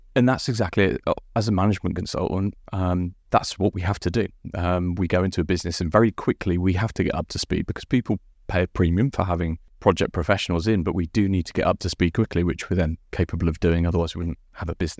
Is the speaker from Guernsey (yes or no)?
yes; Guernsey; moved away as an adult; also born or lived in Winchester / London; I'm from Guernsey.